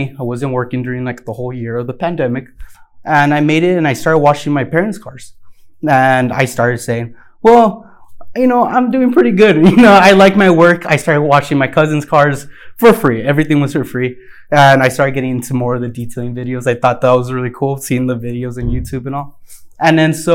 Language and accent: English; El Paso, Texas, United States; I'm from El Paso, Texas. I was born and raised here